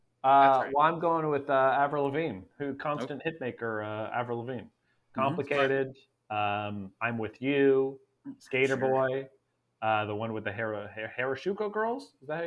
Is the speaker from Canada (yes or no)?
yes; Canada; But I'm from Canada.